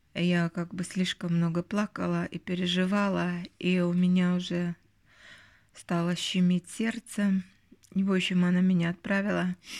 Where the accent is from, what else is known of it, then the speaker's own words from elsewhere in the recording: Northern Belarus, Belarus; now in Helsinki, Finland; у нас вот в Белоруссии, в Северной Белоруссии и в Латвии